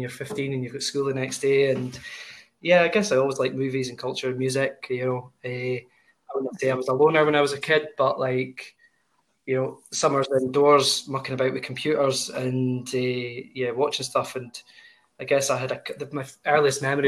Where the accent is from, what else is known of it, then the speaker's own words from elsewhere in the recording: Whitehills, Scotland, United Kingdom; now in Aberdeen, United Kingdom; I'm from Banff, from White Hills originally.